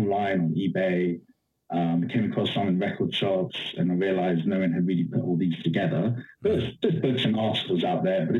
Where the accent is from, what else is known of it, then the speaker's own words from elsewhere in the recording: London, United Kingdom; moved away as an adult; also born or lived in Washington, D.C., United States; now in Austin, United States; Originally I'm from DC, but I grew up in London, and I've been in Austin, Texas since 2017